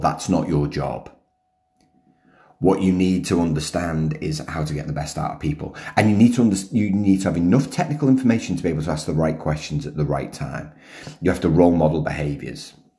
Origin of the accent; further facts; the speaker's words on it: United Kingdom; now in Melbourne, Australia; being British